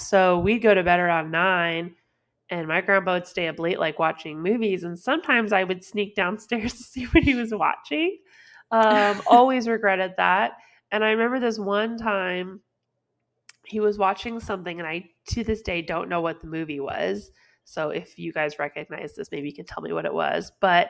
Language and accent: English; California, United States; Like we grew up in California